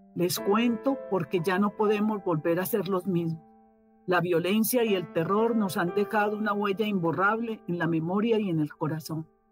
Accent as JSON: {"language": "Spanish", "country": "Colombia", "moved": "as an adult", "lives_now": "Mexico", "said": "los colombianos que estábamos acá"}